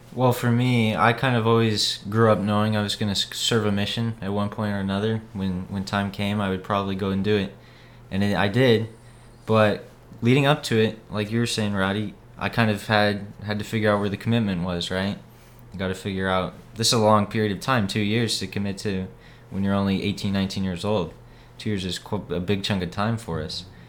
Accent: Boise, Idaho, United States; moved away as an adult; now in Texas, United States; I'm from Boise, Idaho

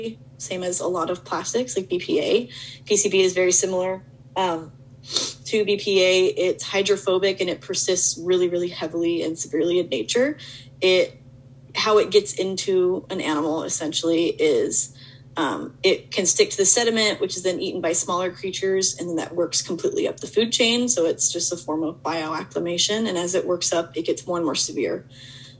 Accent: Arizona, United States; I'm from Arizona.

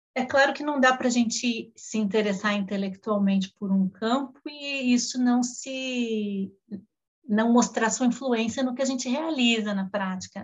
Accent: Brasília, Federal District, Brazil; moved away as an adult; voltei para Brasília onde hoje eu moro, né? Voltei para minha cidade natal

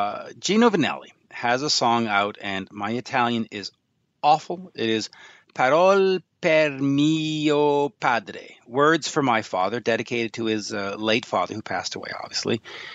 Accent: England, United Kingdom; And I know, I'm English, leave me alone.

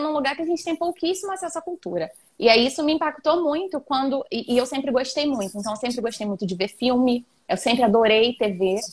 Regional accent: Brazil; eu cresci aqui em Santa Cruz mesmo

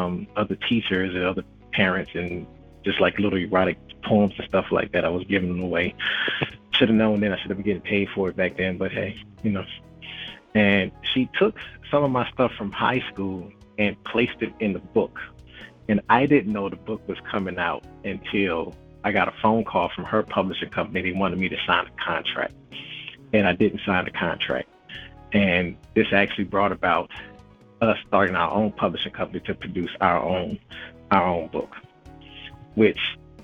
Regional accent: Philadelphia, Pennsylvania, United States; moved away as an adult; now in Atlanta, United States; I'm from Philadelphia. I was born and raised on the north and the south side of the East Coast

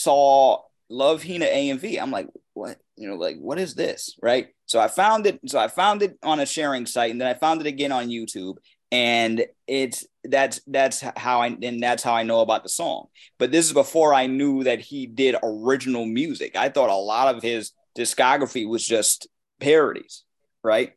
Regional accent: Waterbury, Connecticut, United States; my hometown

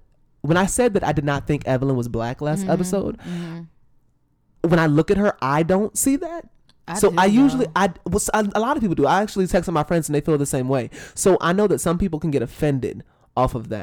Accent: Maryland, United States; where I grew up in Maryland.

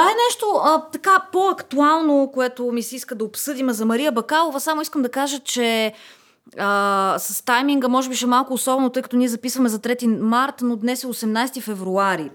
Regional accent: Bulgaria; че съм българка

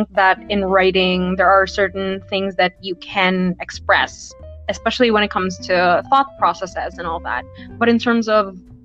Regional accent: Philippines; I'm from the Philippines

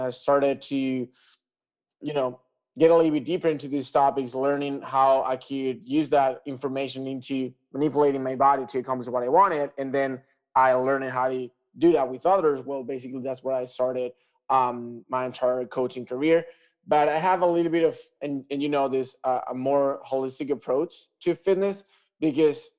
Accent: Tenerife, Canary Islands, Spain; I'm from Tenerife Island.

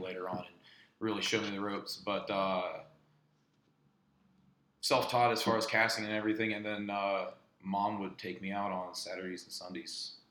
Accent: Cullowhee, North Carolina, United States; I was born in the Caney Fork Valley out in Jackson County, so about 45 minutes west of here, a little bit further out in the Cullowhee area. But very, very fortunate getting to grow up here

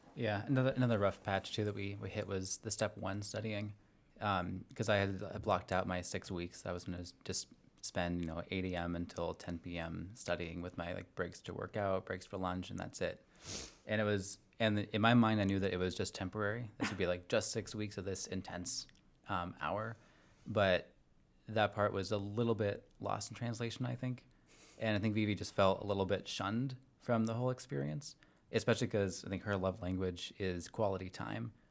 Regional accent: Portland, Oregon, United States; moved away as an adult; also born or lived in Omaha, Nebraska; I'm from Portland, Oregon, originally

